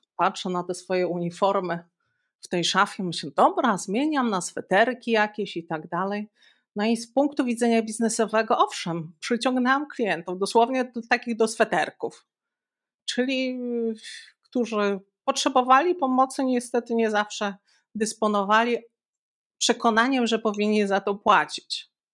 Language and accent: Polish; Białystok, Podlaskie Voivodeship, Poland; ja pochodzę z Białegostoku, Stoku